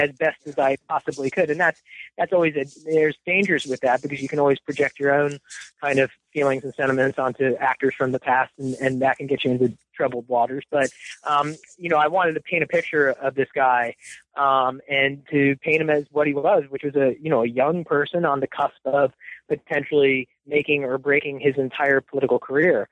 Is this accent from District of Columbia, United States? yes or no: yes; Washington, District of Columbia, United States; moved away as an adult; also born or lived in Rochester; I was born in the Washington, D.C. area. Uh, uh, in 1966. I um, it was an easy place for me to get engaged in politics, which I did at a pretty young age, becoming a, a young political activist in that area